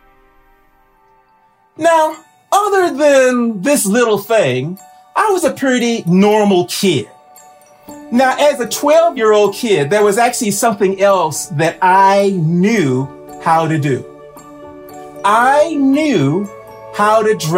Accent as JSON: {"language": "English", "town": "Houston", "region": "Texas", "country": "United States", "tie": "born or raised there", "moved": "yes", "lives_now": "Boston, United States", "said": "I grew up in Houston, Texas"}